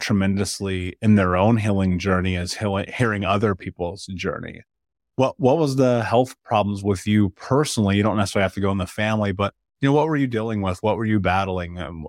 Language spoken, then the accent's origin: English; Midwest, United States; And I will say this, growing up in the Midwest, no one ever taught us about nutrition.